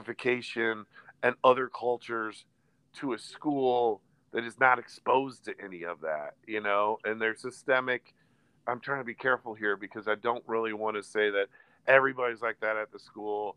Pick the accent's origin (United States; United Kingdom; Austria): United States; Des Moines, Iowa; moved away as an adult; also born or lived in Chicago, Illinois / Florida; we all grew up in the same area. We're all from Des Moines, Iowa.